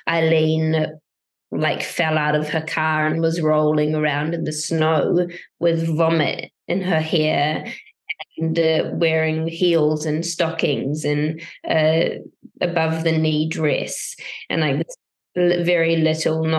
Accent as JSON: {"language": "English", "country": "New Zealand", "said": "I'm from New Zealand"}